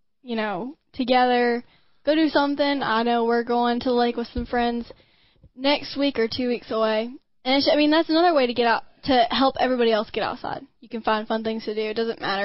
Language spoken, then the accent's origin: English; the South, United States; growing up in the South